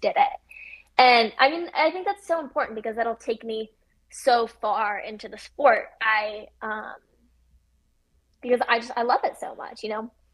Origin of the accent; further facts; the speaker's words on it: Midwest, United States; growing up in the Midwest